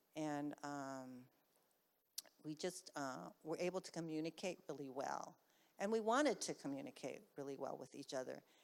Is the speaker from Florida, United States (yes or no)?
no; Bay Area, California, United States; I was from the Bay Area